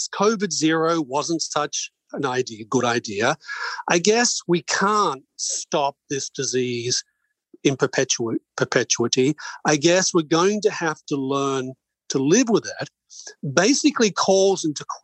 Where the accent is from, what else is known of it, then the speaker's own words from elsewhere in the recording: Australia; moved away; I'm Australian by birth